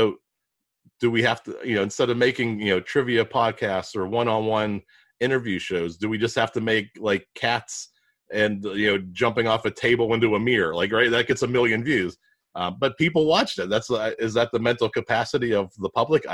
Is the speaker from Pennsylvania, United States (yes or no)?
yes; Pittsburgh, Pennsylvania, United States; I'm from Pittsburgh. We butcher a lot of words.